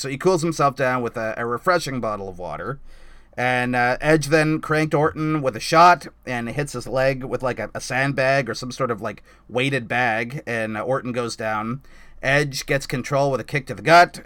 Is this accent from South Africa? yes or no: no; Canada; I'm a Canadian